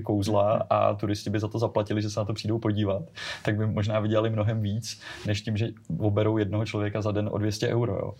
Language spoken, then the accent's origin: Czech; Czechia; my jako Češi